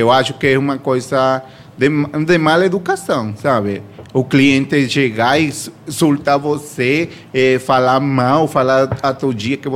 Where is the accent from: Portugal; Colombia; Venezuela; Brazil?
Venezuela; Portuguese is a second language; É, eu sou venezuelano.